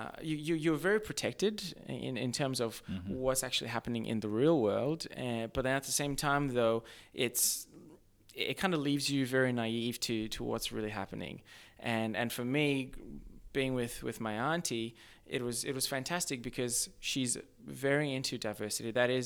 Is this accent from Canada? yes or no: no; Australia; also born or lived in Zimbabwe; So, I was actually born in Zimbabwe. However, I grew up in Australia. So, I grew up in like a very small mining town.